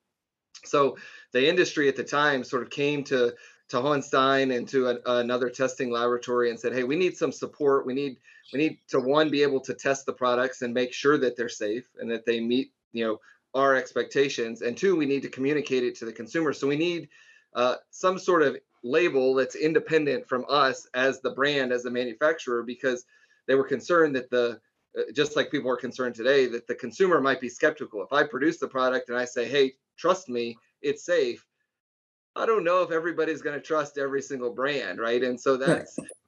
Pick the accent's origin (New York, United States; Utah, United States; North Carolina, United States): North Carolina, United States; I grew up in North Carolina